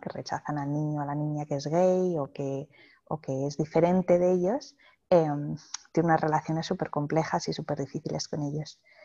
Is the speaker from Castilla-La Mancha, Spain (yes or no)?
no; Madrid, Community of Madrid, Spain; moved away as an adult; now in Australia; los dos somos de España, yo de Madrid y él de Barcelona.